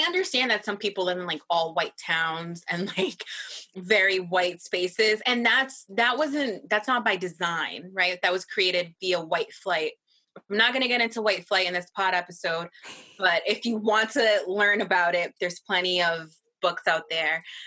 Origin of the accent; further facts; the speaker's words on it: Massachusetts, United States; Angel and I grew up in Massachusetts, one of the whitest towns, excuse me, states in the country.